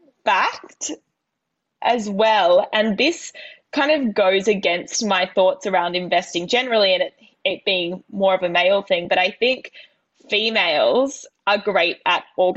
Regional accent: New South Wales, Australia; my New South Wales in me

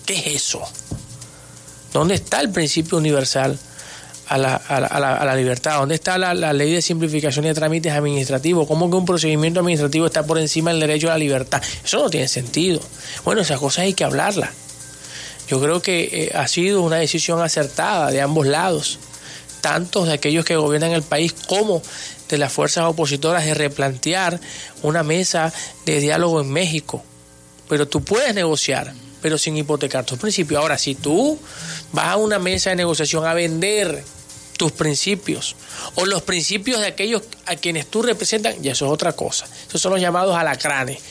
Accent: Venezuela; nosotros al igual que ellos somos venezolanos

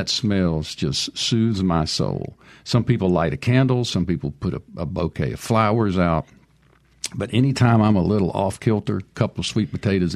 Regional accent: Perkinston, Mississippi, United States; also born or lived in Boonville, Mississippi; We grew up in Perkingston together.

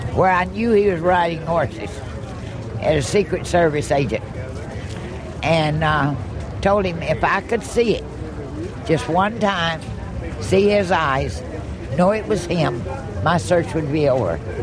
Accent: Franklin, Tennessee, United States; Franklin, Tennessee, in my hometown

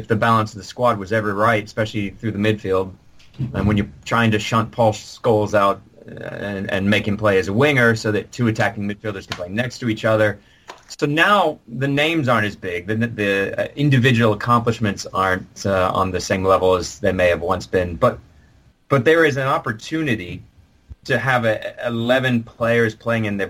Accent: United States; I'm saying this as an American from across the pond

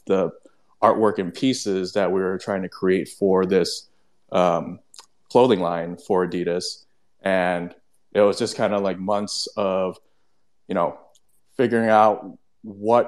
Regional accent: Hong Kong; moved away as an adult; now in Chicago area, United States; I'm born and raised in Hong Kong, and moved away in like 2015

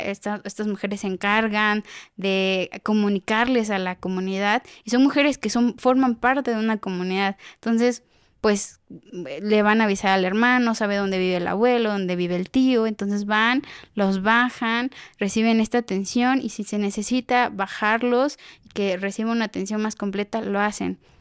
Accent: Oaxaca, Mexico; now in Jaltenango, Mexico; yo soy originaria de Oaxaca

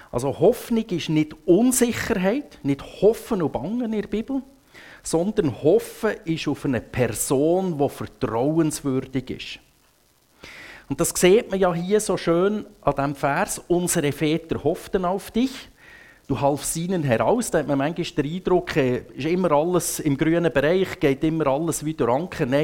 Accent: Grindelwald, Bern, Switzerland; ich bin in Grindelwald aufgewachsen, ich glaube noch gar nie in meinem Leben auf einem Segelschiff gewesen.

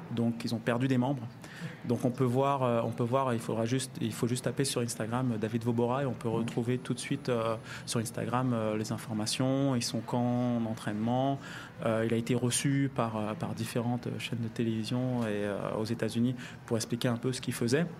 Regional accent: France; on est français

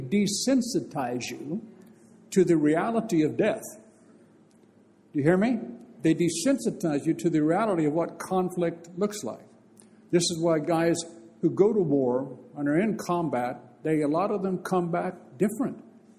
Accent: Bakersfield, California, United States; in my hometown, Bakersfield

